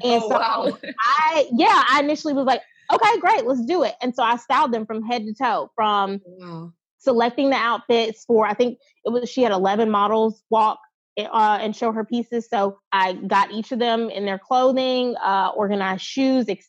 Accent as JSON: {"language": "English", "town": "Mobile", "region": "Alabama", "country": "United States", "tie": "born or raised there", "moved": "yes", "lives_now": "New Orleans, United States", "said": "I'm from Mobile, Alabama. I live in New Orleans now, but I'm born and raised in 251."}